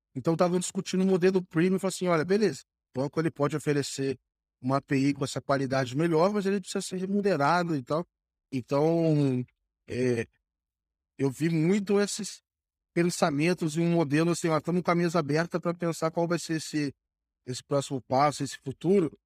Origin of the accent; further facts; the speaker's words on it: Brazil; a gente, como brasileiro